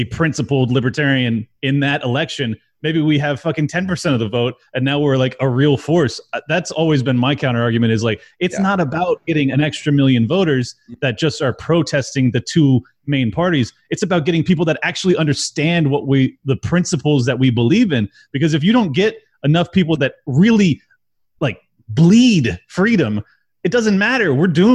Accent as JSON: {"language": "English", "town": "San Diego", "region": "California", "country": "United States", "tie": "born or raised there", "said": "I grew up in San Diego"}